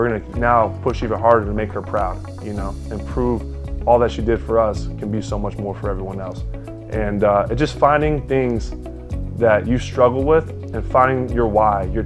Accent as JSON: {"language": "English", "town": "Jupiter", "region": "Florida", "country": "United States", "tie": "born or raised there", "said": "my hometown, Jupiter, Florida."}